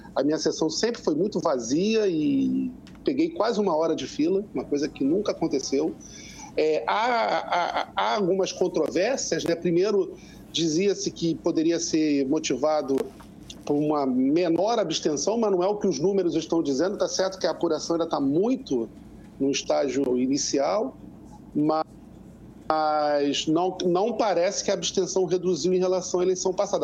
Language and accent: Portuguese; Rio de Janeiro, Brazil; also born or lived in Andaraí, Tijuca, Rio de Janeiro; fui para a Ilha do Governador, né, que é o bairro onde eu, onde eu voto, onde eu nasci e fui criado